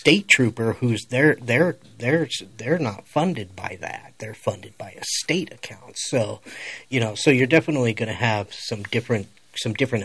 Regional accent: Colorado, United States; I'm from Colorado

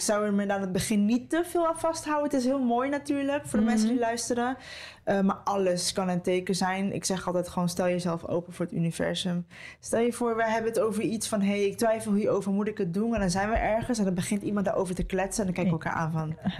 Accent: Costa Rica; moved away; Dat is voor mij ook nog eens thuis, want ik ben in Costa Rica geboren

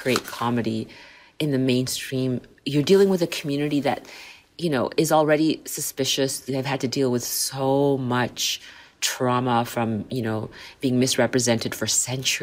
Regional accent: Canada; also born or lived in Liverpool, United Kingdom / Saskatchewan; I was born in Liverpool, UK, raised in Canada

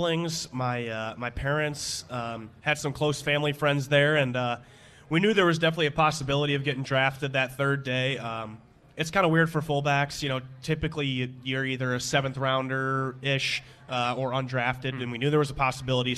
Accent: Chicago, Illinois, United States; growing up in Chicagoland area

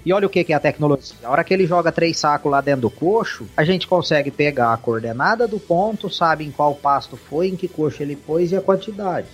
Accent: São José do Rio Preto, São Paulo, Brazil; Eu sou natural de São José do Rio Preto, estado de São Paulo. Basicamente, a criação foi toda aí

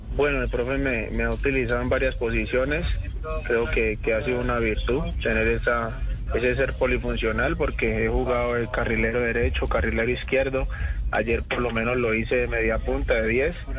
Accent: Cali, Valle del Cauca, Colombia; also born or lived in Florencia, Caquetá; Nací, en Florencia Caquetá y me crié de los tres años en la ciudad de Cali

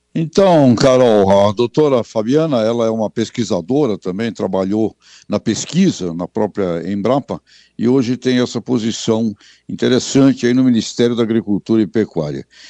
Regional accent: Brazil

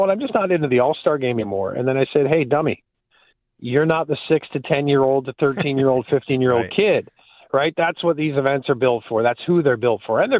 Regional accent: Ontario, Canada; as you know, being a guy growing up in Southern Ontario, there were Bills fans

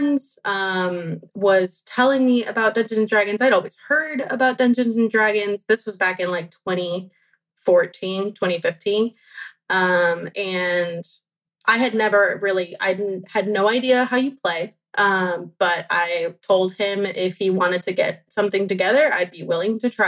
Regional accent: Venezuela; I was born in Venezuela

